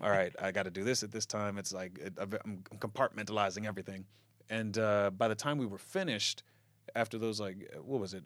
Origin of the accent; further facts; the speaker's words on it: Lawnside, New Jersey, United States; also born or lived in Baltimore, Maryland / Camden, New Jersey; my family moved back to where they were originally from, Lawnside. And that's where I spent most of the years growing up